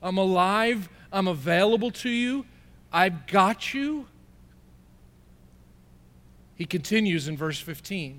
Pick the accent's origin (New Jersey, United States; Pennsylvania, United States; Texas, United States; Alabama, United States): New Jersey, United States; I'm from Jersey.